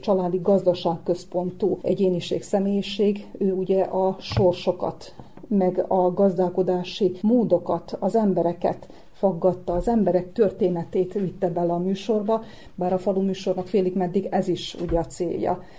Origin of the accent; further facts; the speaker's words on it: Novi Sad, Vojvodina, Serbia; first language Hungarian; pici korom óta úgymond bejártam az Újvidéki Rádió szerkesztőségébe